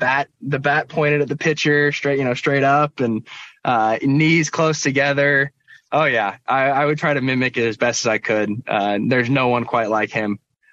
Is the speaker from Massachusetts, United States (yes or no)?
no; Portland, Oregon, United States; born there; So I was born in Portland. We actually moved up to Seattle for a year.